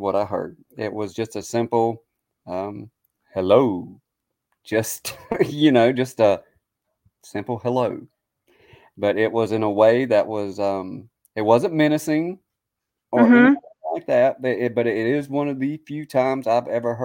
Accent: the South, United States; accent: Southern; now in Gettysburg, United States; me being from the South and my accent

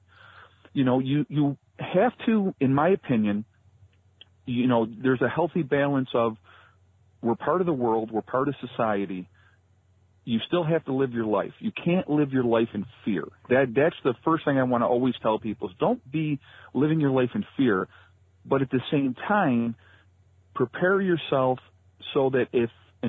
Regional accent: Rochester, New York, United States; I grew up in the Rochester area in New York

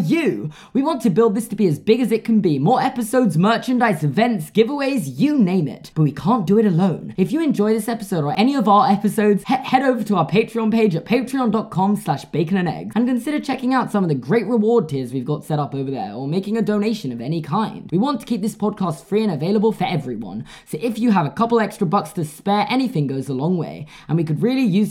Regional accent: England, United Kingdom; obviously I'm English

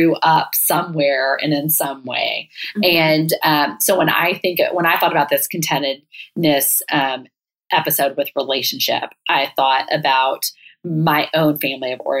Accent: Texas, United States; I obviously loved growing up in Texas

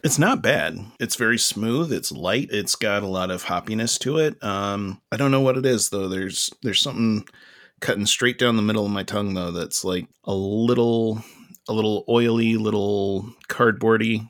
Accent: Dublin, Georgia, United States; now in Rochester, United States; I'm from Lawrence County, Dublin, Georgia

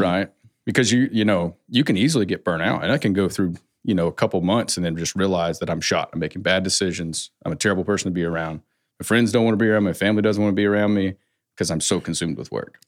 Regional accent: West Coast, United States; I come from a Southern family, but I grew up on the West Coast

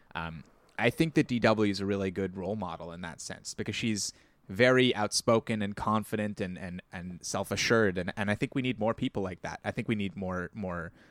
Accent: Ontario, Canada; accent: Canadian; Ontario; I was very conscious of having a Canadian accent and I still am

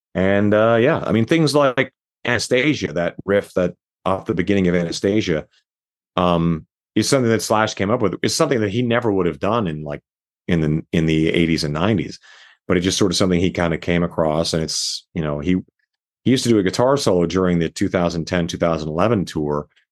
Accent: Canada; now in Las Vegas, United States; my place that I was born in Canada

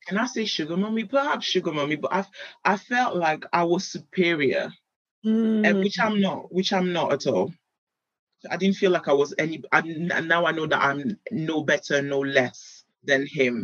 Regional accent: United Kingdom; I grew up in Europe, I'm a British girl

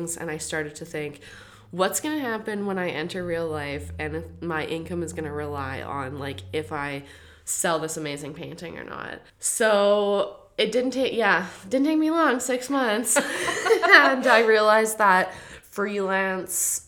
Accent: Kelowna, British Columbia, Canada; moved away; coming from the small kind of minded community of Kelowna, BC

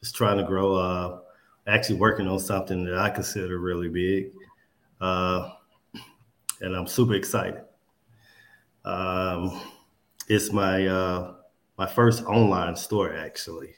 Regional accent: Coldwater, Mississippi, United States; moved away as an adult; growing up in Coldwater, man, especially my mom, my grandma, my auntie, just the values

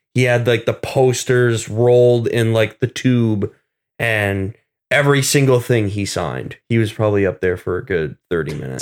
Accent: Vermont, United States; moved away; originally from Vermont

